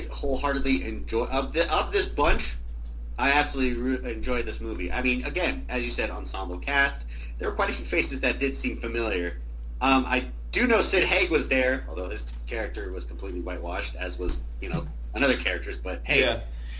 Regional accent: San Bruno, California, United States; now in Napa, United States; When I was a kid, I originally lived in San Bruno and just bounced around the Bay Area.

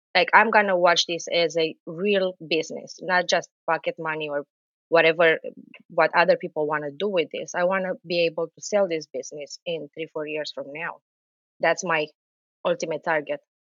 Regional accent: Romania; now in New Jersey, United States; I'm Romanian, but living in New Jersey

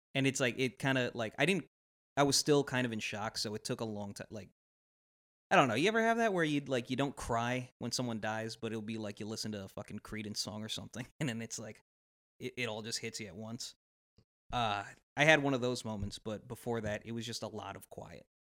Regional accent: Los Angeles, California, United States; we're from Los Angeles, my family moved there.

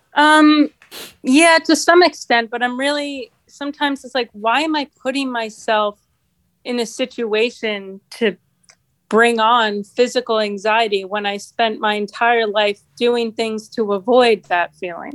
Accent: New Jersey, United States; moved away as an adult; now in Rochester, United States; I grew up in New Jersey, really close to New York City

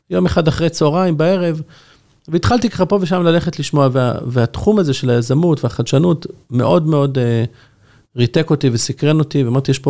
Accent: Jerusalem, Jerusalem District, Israel; now in Bnei Brak, Israel; אני גדלתי בירושלים, אבל כשהתחתנתי עברתי לגור בבני ברק, אשתי מבני ברק, ובני ברק זה כמה דקות מתל אביב.

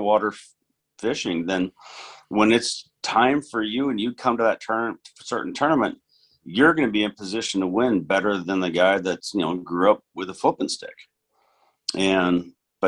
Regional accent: Northern California, United States; growing up in Northern California

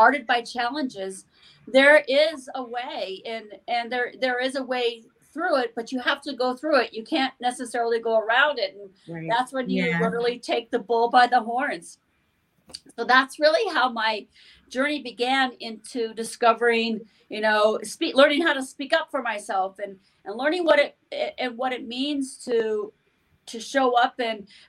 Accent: Montana, United States; I grew up in Montana, a small town in Montana, where I lived on a farm

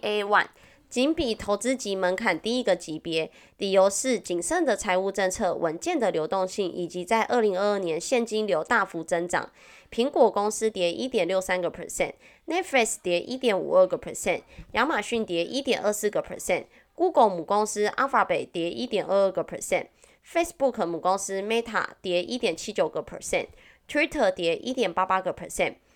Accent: Wanggong, Changhua County, Taiwan; accent: Taiwanese Mandarin; 我的家乡在王宫

